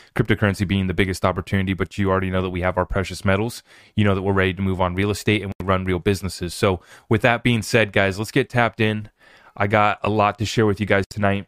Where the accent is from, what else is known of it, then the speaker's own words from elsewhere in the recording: United States; as an American who's under attack by his government